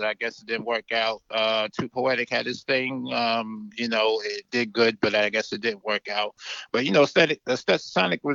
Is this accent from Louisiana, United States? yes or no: no; New York City, New York, United States; now in the deep south, United States; I was from Brooklyn